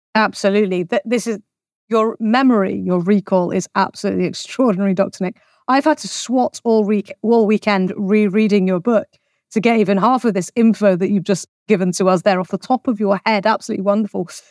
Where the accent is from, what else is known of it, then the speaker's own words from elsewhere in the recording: England, United Kingdom; I'm English